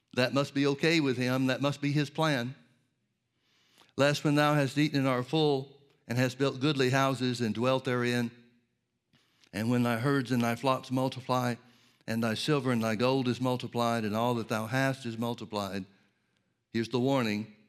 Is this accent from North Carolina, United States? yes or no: no; Birmingham, Alabama, United States; when I was a kid growing up in Birmingham, Alabama